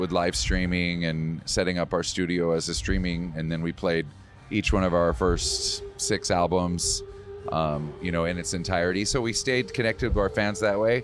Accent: Wisconsin, United States; I'm from Wisconsin

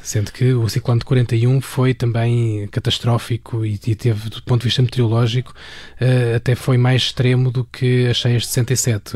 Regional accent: Alverca do Ribatejo, Lisbon, Portugal; em Alverca, onde, onde eu cresci

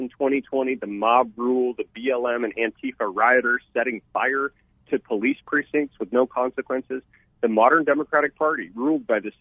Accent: Tucson, Arizona, United States; my hometown of Tucson

